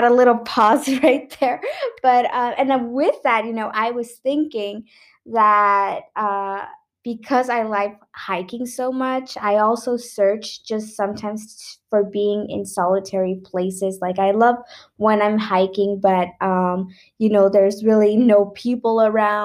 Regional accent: Mexico; I'm from Mexico

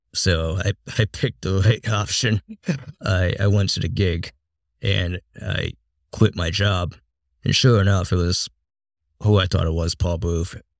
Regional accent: Massachusetts, United States; moved away; I grew up in a small town in Massachusetts

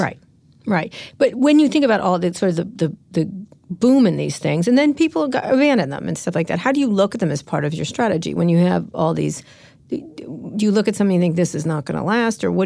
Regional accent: San Francisco, California, United States; I'm from San Francisco

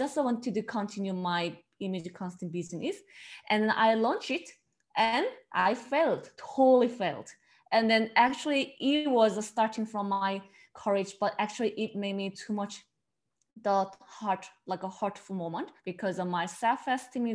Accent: Seoul, South Korea; English is a second language; moved away as an adult; now in Melbourne, Australia; they probably catch from my accent, I'm originally from South Korea, the Seoul

